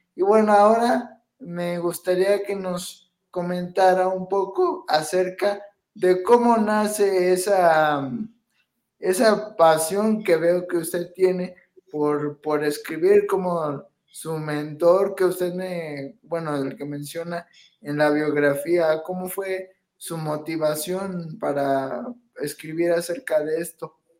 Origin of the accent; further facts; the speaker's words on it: Pachuca, Hidalgo, Mexico; soy de aquí de Pachuca.